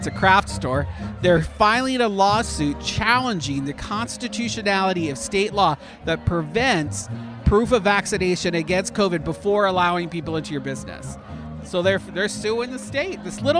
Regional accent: Canada; now in Florida, United States; I'm too Canadian

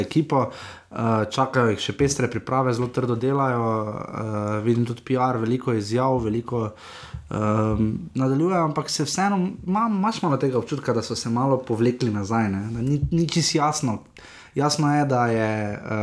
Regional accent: Maribor, Slovenia; smo pač iz Maribora

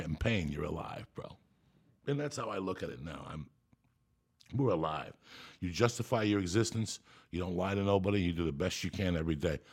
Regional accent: Cuba; I'm Cuban, so I was born in Santa Ria religion

